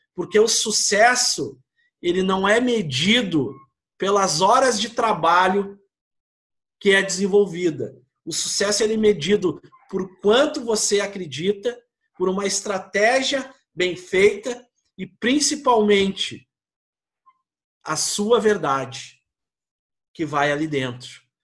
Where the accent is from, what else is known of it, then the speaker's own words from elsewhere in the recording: Porto Alegre, Rio Grande do Sul, Brazil; Nós somos gaúchos